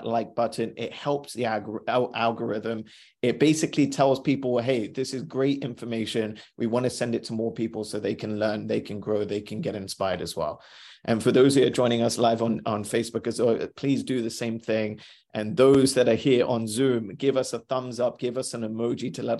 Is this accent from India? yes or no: yes; India; I'm Indian.